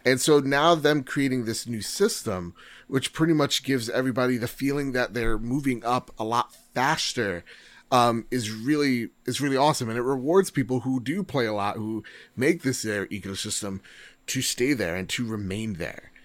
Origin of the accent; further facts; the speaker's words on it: United States; as an American